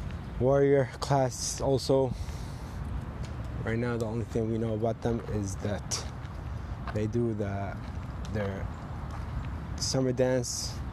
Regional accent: United States

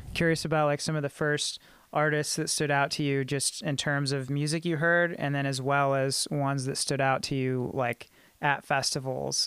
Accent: Clarksville, Tennessee, United States; I grew up in Clarksville, you know, and it's a military town

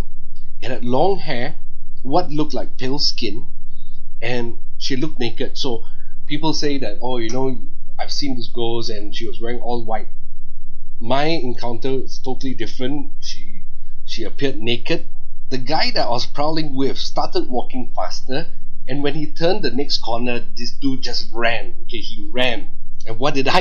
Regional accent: Singapore

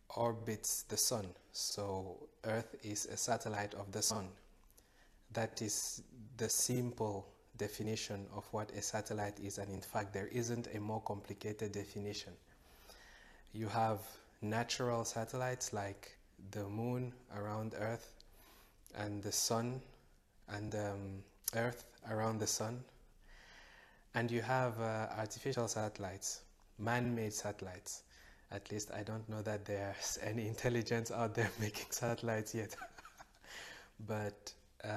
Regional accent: Cameroon; I grew up from Cameroon.

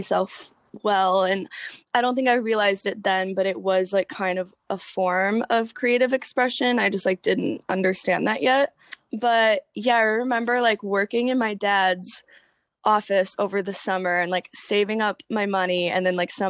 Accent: suburbs of Detroit, Michigan, United States; Suburbs of Detroit. So like 45 minutes, an hour out.

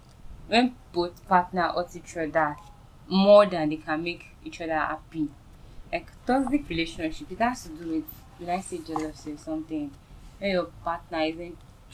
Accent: Ondo, Nigeria; now in Lagos, Nigeria; I'm from Ondo State. I stay in Lagos.

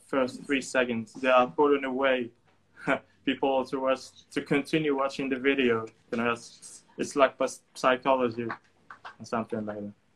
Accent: Tangier, Tanger-Tetouan-Al Hoceima, Morocco; also born or lived in Ankara, Turkey; I'm from Tangier

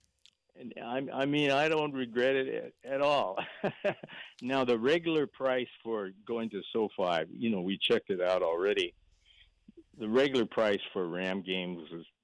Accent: Pasadena, California, United States; growing up in Pasadena

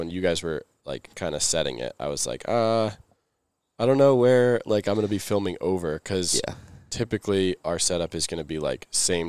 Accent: Maine, United States; I'm from Maine. Was raised in the cold.

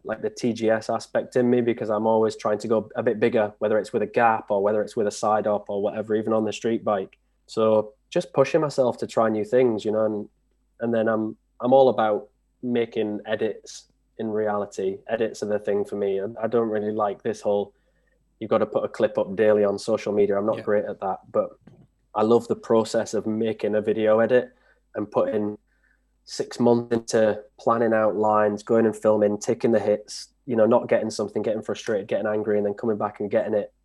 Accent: Hull, Yorkshire and the Humber, United Kingdom; moved away as an adult; now in Aberdeen, United Kingdom; I'm originally from Hull in East Yorkshire

